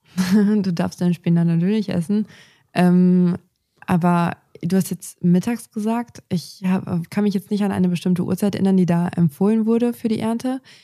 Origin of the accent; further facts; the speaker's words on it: Northern Germany, Germany; bei uns im Norden